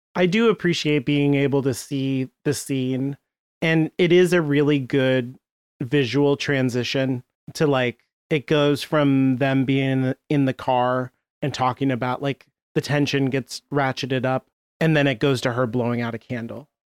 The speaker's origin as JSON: {"language": "English", "country": "United States", "said": "I'm American"}